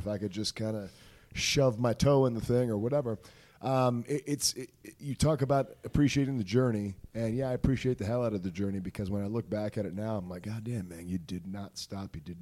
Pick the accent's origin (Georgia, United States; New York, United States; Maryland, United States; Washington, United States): Maryland, United States; moved away as an adult; also born or lived in Ohio; there was a wrestling school in my hometown where I'm from in Maryland